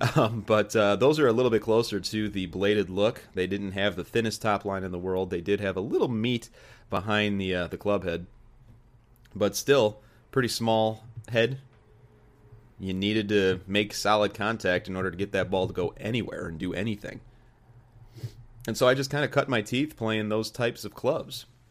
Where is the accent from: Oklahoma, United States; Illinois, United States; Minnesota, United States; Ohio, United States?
Illinois, United States; Joliet; started working at a, uh, at a country club in my hometown, in the bag room, good old Joliet Country Club